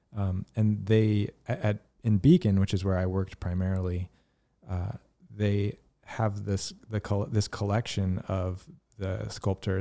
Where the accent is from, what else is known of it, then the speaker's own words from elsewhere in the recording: Virginia, United States; I grew up in Virginia